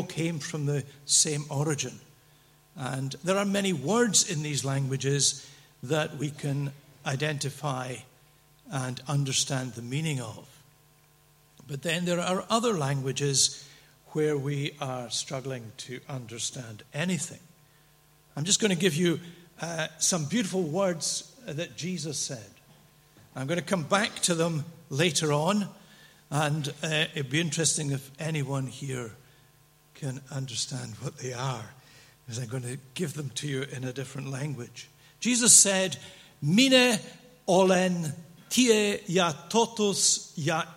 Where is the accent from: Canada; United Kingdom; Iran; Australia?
United Kingdom; Dundee, Scotland; I was brought up as a boy, not very far from here, across the water, 12 miles away in Dundee